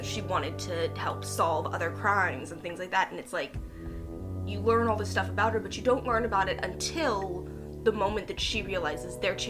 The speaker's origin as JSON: {"language": "English", "region": "Louisiana", "country": "United States", "tie": "born there", "said": "For those of you who don't know, I was born in Louisiana. I spent most of my summers and holidays growing up there."}